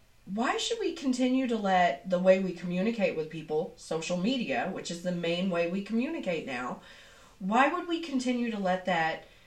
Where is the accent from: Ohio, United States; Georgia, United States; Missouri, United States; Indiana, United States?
Missouri, United States; Southeast; accent: twang; I come from Southeast Missouri. And I have a little bit of a twang